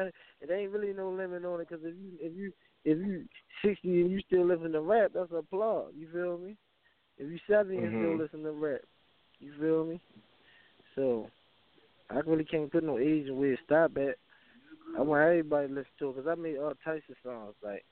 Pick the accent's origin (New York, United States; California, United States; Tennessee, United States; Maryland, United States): Maryland, United States; Baltimore; I'm from Northwest Baltimore Park, right? You feel me? 21215.